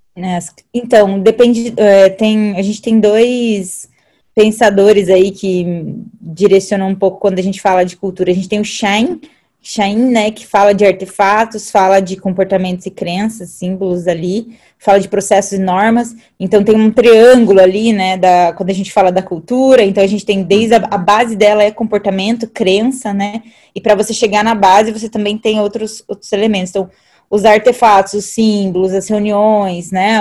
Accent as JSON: {"language": "Portuguese", "town": "Alumínio", "region": "São Paulo", "country": "Brazil", "moved": "yes", "said": "eu vim do interior de São Paulo, então eu vim de uma cidade chamada Alumínio"}